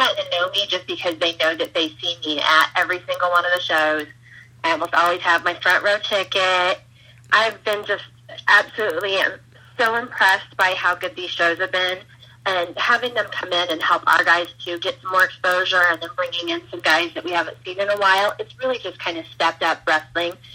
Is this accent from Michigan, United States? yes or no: no; Southwest Iowa, United States; also born or lived in Des Moines, Iowa; I'm originally from Southwest Iowa, and I've lived in Iowa my whole life